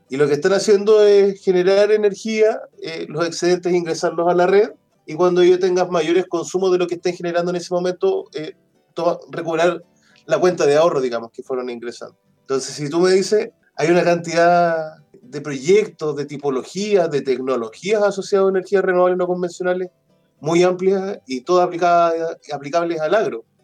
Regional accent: Pitrufquén, Araucanía, Chile; Yo originariamente soy, soy de Pitrufquén, de una comunidad rural de Puraquina Alto, para los que conocen eso es de Pitrufquén, camino a Ñancul, por la parte sur del río Tortel.

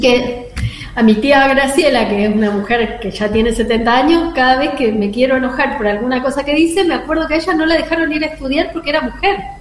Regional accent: Coronda, Santa Fe, Argentina; moved away; Coronda, que es el pueblo donde yo nací

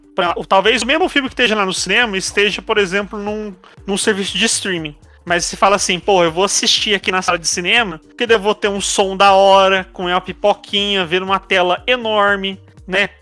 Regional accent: Brazil; Como bom brasileiro

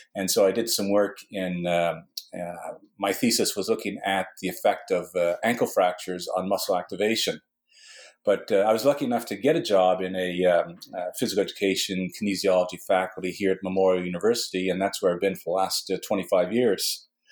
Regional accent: Western Canada, Canada; now in Newfoundland, Canada; I was born in Western Canada

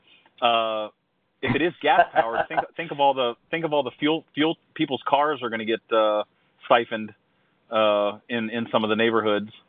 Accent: Ohio, United States; I grew up in Ohio

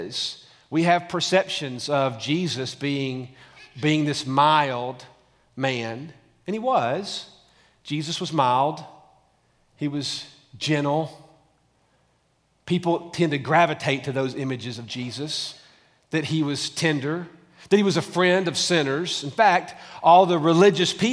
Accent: Tullahoma, Tennessee, United States; now in Franklin, United States; I almost feel local being from Tullahoma

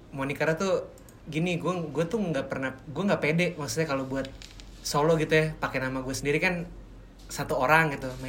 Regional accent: Pamulang, Banten, Indonesia; karena gue besar dan tumbuh di Pamulang

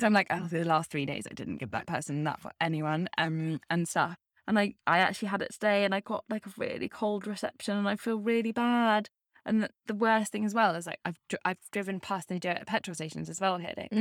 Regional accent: United Kingdom; now in Bermuda; me being British

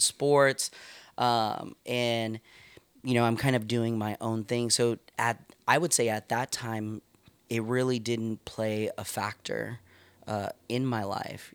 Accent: Stockton, California, United States; moved away as an adult; now in Santa Rosa, United States; I grew up in East Side Stockton

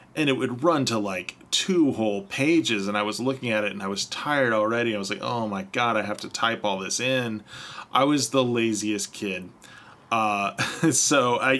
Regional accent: United States; we are two American nerds

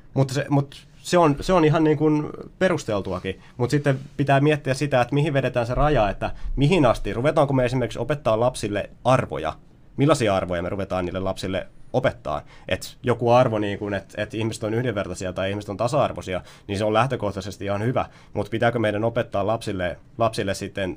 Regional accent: Ylöjärvi, Pirkanmaa, Finland; kun mä oon ollut lapsi, kun mä oon kasvanut Ylöjärjellä, mä oon viettänyt siellä 20, 21. vuotta elämästäni

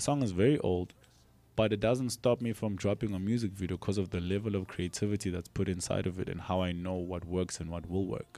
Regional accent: South Africa; I'm from South Africa

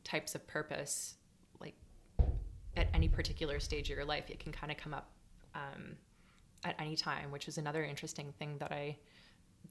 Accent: Markham, Ontario, Canada; I grew up in Markham, and it wasn't necessarily the most like artistic and like culturally driven place

